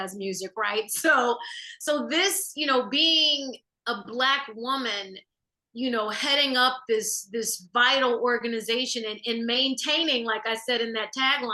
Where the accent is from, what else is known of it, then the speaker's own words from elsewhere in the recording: Chicago, Illinois, United States; I grew up and was born and raised on the South Side of Chicago